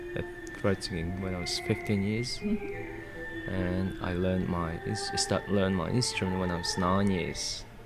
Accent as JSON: {"language": "English", "country": "Mongolia", "second_language": "English", "moved": "as an adult", "lives_now": "Australia", "said": "I came from Mongolia. I'm living in Australia for 10 years. This April is my 10th year."}